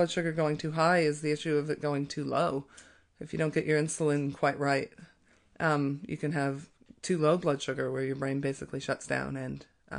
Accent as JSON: {"language": "English", "region": "Colorado", "country": "United States", "moved": "as an adult", "lives_now": "New Zealand", "said": "I'm from Colorado. I've lived in New Zealand for 18 years"}